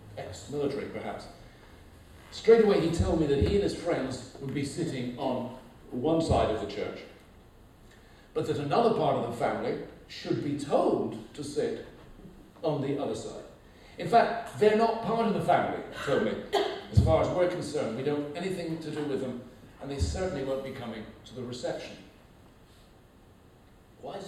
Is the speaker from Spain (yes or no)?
no; England, United Kingdom; now in United States; I'm English.